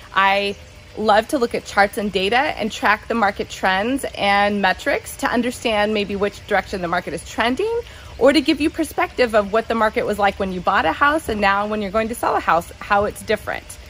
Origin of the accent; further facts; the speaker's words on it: Southern California, United States; moved away as an adult; now in San Jose, United States; I was born and raised in Southern California, and I moved up to Silicon Valley to go to college at Santa Clara University.